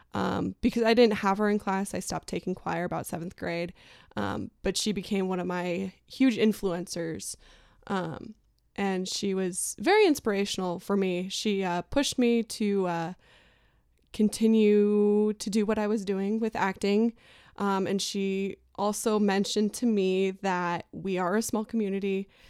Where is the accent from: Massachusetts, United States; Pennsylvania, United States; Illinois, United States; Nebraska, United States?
Nebraska, United States; Albion; So I surprisingly grew up in a very small community of about sixteen hundred people up north. It's a town called Albion, Nebraska.